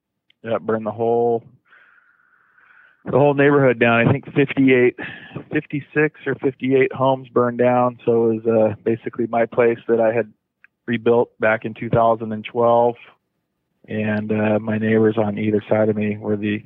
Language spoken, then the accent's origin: English; Folsom, California, United States; moved away; Born and raised in Northern California. Used to be a small little town, Folsom, California